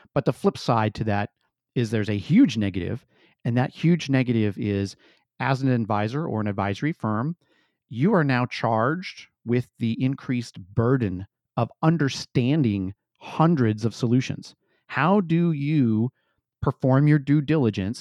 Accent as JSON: {"language": "English", "area": "Santa Clara County", "region": "California", "country": "United States", "tie": "born or raised there", "said": "I was born in the Santa Clara Valley and Santa Clara County out in California"}